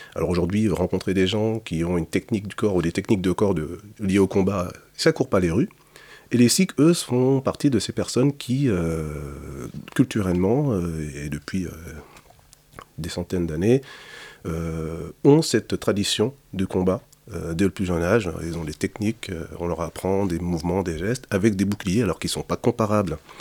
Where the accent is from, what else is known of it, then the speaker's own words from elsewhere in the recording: Sarcelles, Île-de-France, France; je suis né à Sarcelles